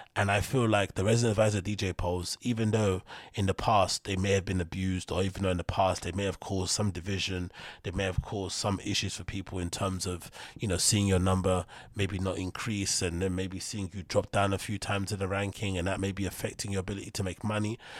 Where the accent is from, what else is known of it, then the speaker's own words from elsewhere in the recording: London, United Kingdom; somebody like myself who's from London